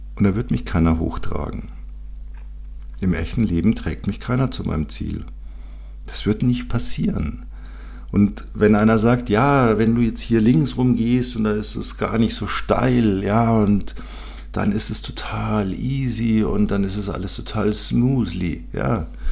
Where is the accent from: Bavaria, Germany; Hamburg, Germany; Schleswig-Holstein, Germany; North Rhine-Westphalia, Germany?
Bavaria, Germany; Bei uns in Bayern